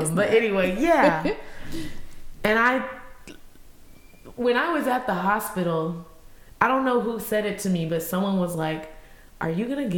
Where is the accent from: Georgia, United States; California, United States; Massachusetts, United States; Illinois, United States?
Georgia, United States; also born or lived in Stone Mountain, Georgia / Lithonia, Georgia; I was from Georgia